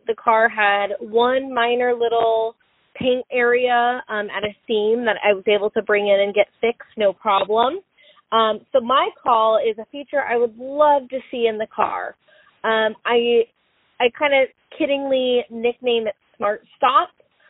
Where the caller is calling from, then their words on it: Sacramento, California, United States; I am a listener from Sacramento, California, and a new Model Y owner.